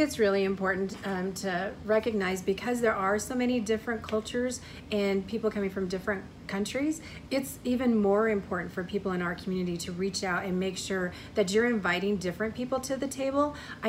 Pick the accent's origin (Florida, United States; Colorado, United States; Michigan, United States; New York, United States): Colorado, United States; first language English; I'm like maybe 8th generation Coloradoan. I am monolingual English and unfortunately the Spanish language ends with my generation.